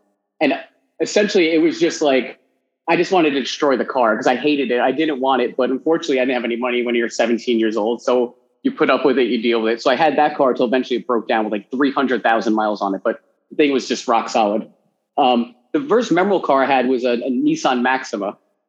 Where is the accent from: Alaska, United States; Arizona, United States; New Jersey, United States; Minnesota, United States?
New Jersey, United States; moved away as an adult; now in New York, United States; I grew up in New Jersey. So I grew up right outside of New York, about 45 minutes away.